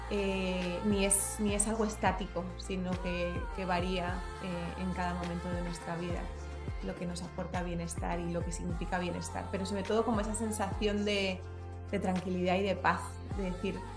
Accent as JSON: {"language": "Spanish", "town": "Madrid", "region": "Community of Madrid", "country": "Spain", "tie": "born or raised there", "also_born_or_lived": "France / Belgium / China", "moved": "as an adult", "lives_now": "Panama", "said": "yo nací y crecí en Madrid"}